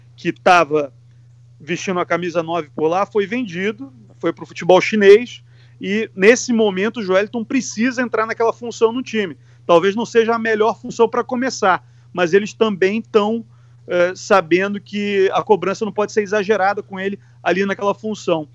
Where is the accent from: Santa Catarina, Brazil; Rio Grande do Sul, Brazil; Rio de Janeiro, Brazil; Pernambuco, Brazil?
Rio de Janeiro, Brazil; now in England; eu que sou do Rio de Janeiro, do Sudeste